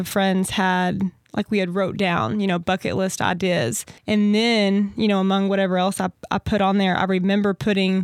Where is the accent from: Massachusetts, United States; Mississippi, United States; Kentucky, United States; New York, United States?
Kentucky, United States; Maceo; I am from Owensboro, born and raised. Grew up out in Maceo, Kentucky